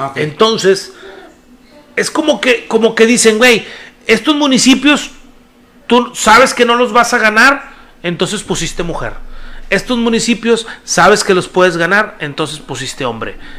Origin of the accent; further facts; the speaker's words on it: Apodaca, Nuevo León, Mexico; yo soy de Apodaca